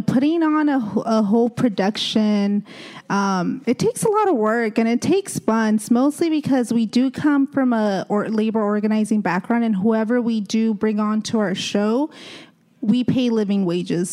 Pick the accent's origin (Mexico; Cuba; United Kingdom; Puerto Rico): Mexico; Oaxaca; also born or lived in South Central, Los Angeles; now in Los Angeles, United States; to Oaxaca, to, you know, my hometown